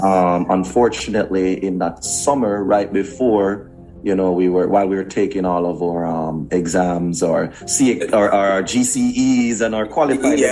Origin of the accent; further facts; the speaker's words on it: Kingston, Jamaica; moved away; also born or lived in Portmore, Jamaica / United States; I grew up in Kingston, Jamaica